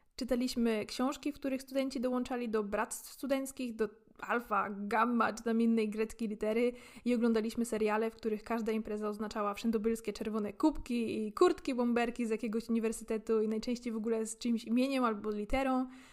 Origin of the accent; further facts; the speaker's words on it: Poland; dorastając w Polsce